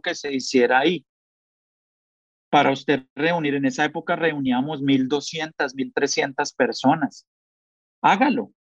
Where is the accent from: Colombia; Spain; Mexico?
Colombia; así somos los colombianos